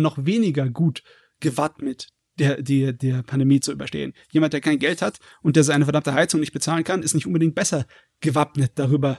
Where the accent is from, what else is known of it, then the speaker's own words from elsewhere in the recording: Germany; bei uns in Deutschland